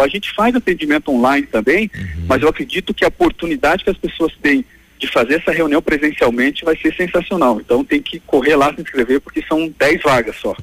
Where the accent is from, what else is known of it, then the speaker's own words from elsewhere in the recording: Pato Branco, Paraná, Brazil; eu sou nascido e criado em Pato Branco